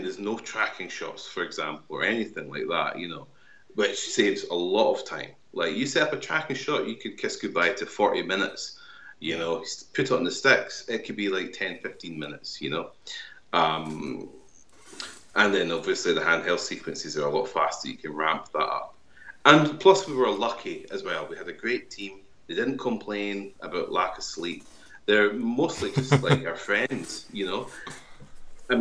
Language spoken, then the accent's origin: English; Kirkcaldy, Scotland, United Kingdom; my hometown of Kirkcaldy in Fife